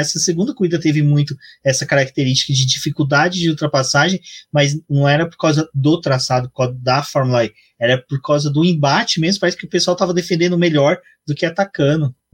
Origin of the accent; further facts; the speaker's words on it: Brazil; eu sou brasileiro